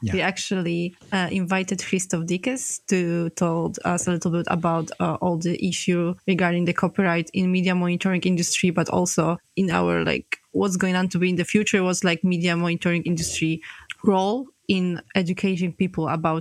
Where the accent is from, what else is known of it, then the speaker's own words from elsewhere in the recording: Poland; I'm from Poland